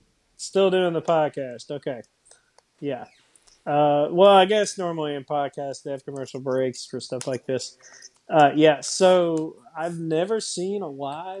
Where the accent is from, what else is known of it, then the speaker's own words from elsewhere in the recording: Ireland; But you know, I am Irish, so I guess it worked.